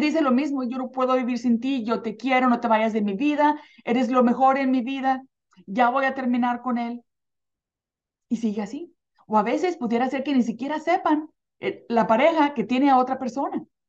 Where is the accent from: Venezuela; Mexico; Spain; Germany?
Mexico; now in United States; cuando crecí, crecí en un pueblito en México